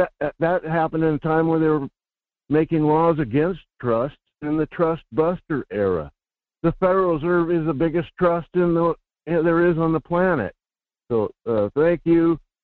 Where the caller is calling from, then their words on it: Fairbanks, Alaska, United States; Good morning. This is … in Fairbanks.